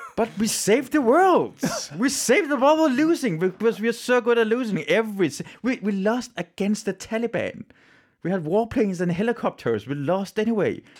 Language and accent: English; Iran; now in Denmark; I'm from Iran